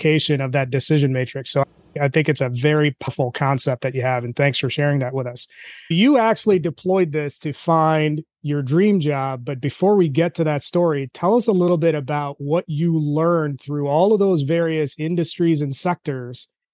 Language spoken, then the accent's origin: English; India; moved away; I'm Indian